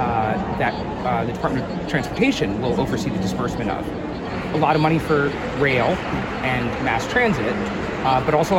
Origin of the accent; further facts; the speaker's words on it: New York, United States; moved away as an adult; also born or lived in Washington, D.C.; I'm from New York, and I lived in D.C. for many years